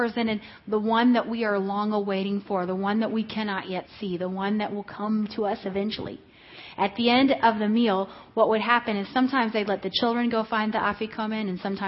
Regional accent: Mexico; Hello. I am from Mexico.

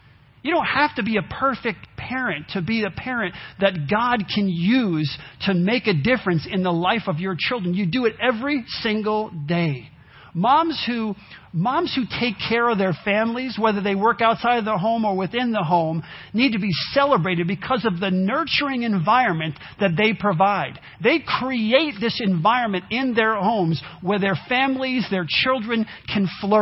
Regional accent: New York, United States; I grew up in New York

